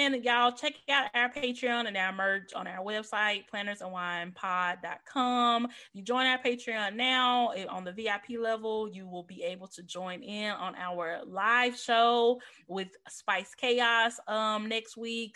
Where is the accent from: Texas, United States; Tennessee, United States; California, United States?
Tennessee, United States; Memphis; I'm from Memphis, where the hub of FedEx is